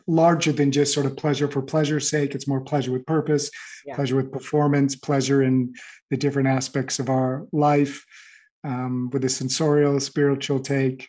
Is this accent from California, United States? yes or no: yes; Los Angeles, California, United States; moved away as an adult; now in Paris, France; I grew up in the Los Angeles area